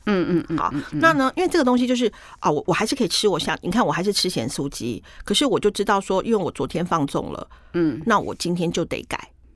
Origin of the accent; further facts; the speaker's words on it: Taiwan; 那我是台湾来的